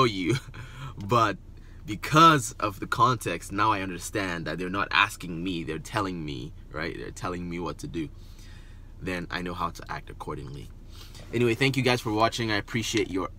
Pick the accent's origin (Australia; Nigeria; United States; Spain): Nigeria; accent: Nigerian; now in Canada; I'm originally from Nigeria